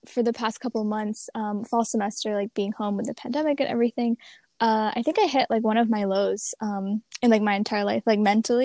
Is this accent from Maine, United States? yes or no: yes; Maine, United States; I'm from Maine originally. I'm here right now in Scarborough, Maine.